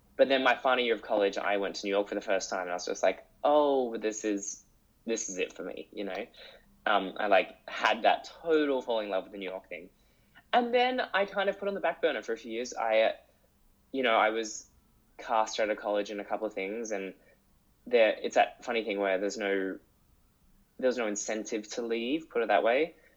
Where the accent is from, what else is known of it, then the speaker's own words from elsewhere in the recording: Sydney, New South Wales, Australia; moved away as an adult; also born or lived in Austria; I grew up in Sydney